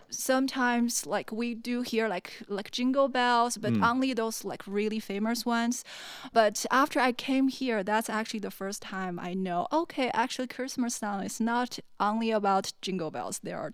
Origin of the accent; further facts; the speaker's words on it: China; moved away as an adult; now in Cleveland, United States; Well, I was born in China and growing up in China, so I guess that's explain why I know a lot of like Chinese people. And then I came here actually to Cleveland, Ohio, did my master degree, and then here.